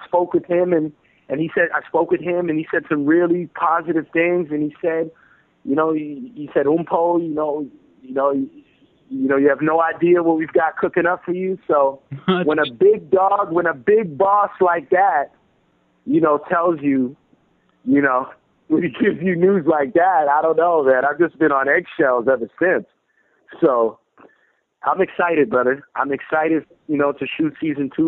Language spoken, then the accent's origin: English; Toronto, Ontario, Canada; I'm from Toronto